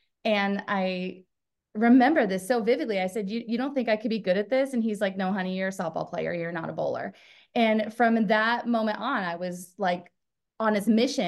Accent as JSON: {"language": "English", "town": "Portland", "region": "Oregon", "country": "United States", "tie": "born or raised there", "said": "I grew up in the Portland, Oregon area."}